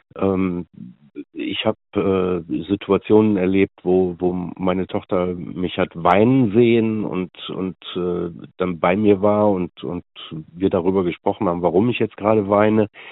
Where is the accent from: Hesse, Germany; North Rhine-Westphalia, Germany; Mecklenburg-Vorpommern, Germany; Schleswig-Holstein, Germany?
North Rhine-Westphalia, Germany; Meerbusch; ich komme aus Meerbusch